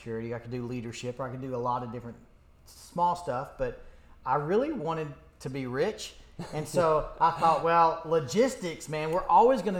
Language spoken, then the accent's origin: English; Jefferson City, Tennessee, United States; moved away as an adult; I grew up in East Tennessee, just above Knoxville